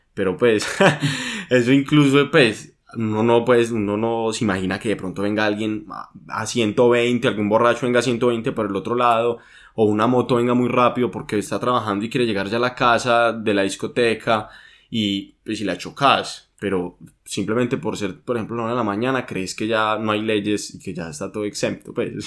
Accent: Medellín, Antioquia, Colombia; nosotros somos de Medellín, Colombia

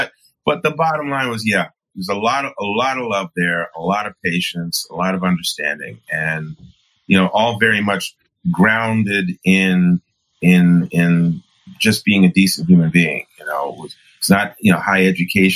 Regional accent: New York City, New York, United States; I'm an African-American male who was born and raised in New York City

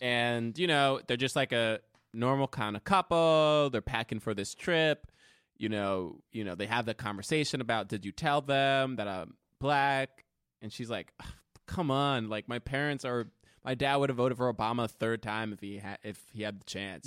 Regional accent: New Jersey, United States; now in New York, United States; I grew up in Jersey.

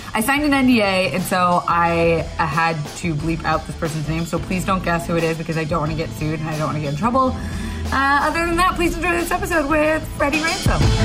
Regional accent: the South, United States; I'm from the South

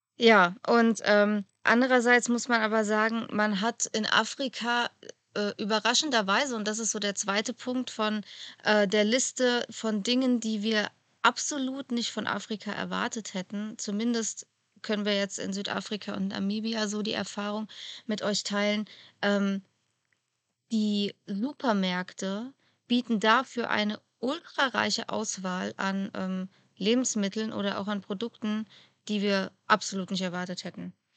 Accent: Germany; bei uns in Deutschland

